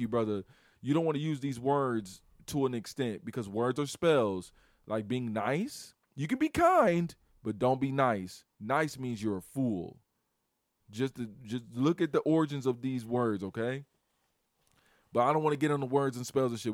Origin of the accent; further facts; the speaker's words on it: Chicago, Illinois, United States; I'm from Chicago